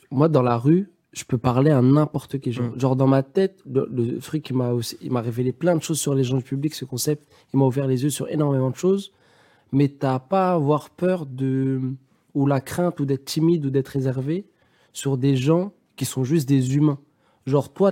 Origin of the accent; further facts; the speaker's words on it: Paris, Île-de-France, France; Il euh, faut savoir que moi, je viens de Paris et que ce soir, j'ai nulle part où dormir.